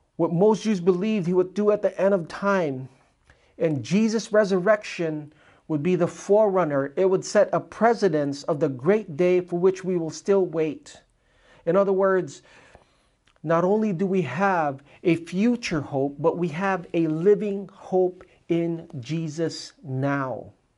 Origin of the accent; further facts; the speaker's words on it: Philippines; I am Filipino, I am like the most shamed Filipino